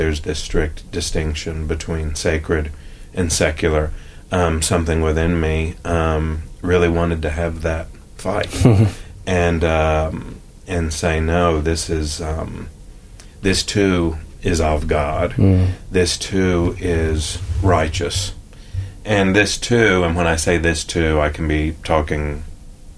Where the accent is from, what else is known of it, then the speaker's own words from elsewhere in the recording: Nashville, Tennessee, United States; I am of Nashville. I was born in Nashville, and other than working with the YMCA in Northern Ireland and France a little bit after college, I've never really left Nashville.